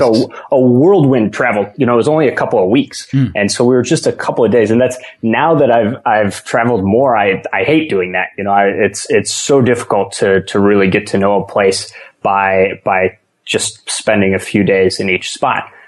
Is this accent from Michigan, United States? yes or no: yes; Michigan, United States; moved away; I'm from Michigan originally